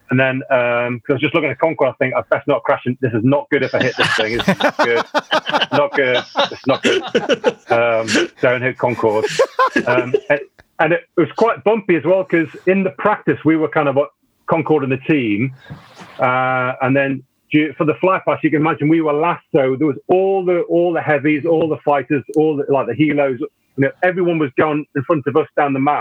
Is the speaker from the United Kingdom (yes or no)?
yes; Newcastle upon Tyne, North East England, United Kingdom; moved away; I'm originally from Newcastle